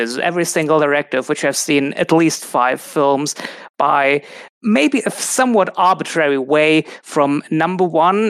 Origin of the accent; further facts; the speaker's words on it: Germany; I'm from Germany.